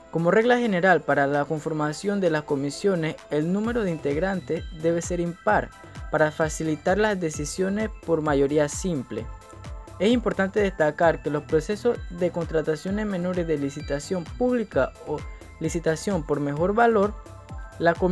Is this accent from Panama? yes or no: yes; Colón, Panama; soy de Colón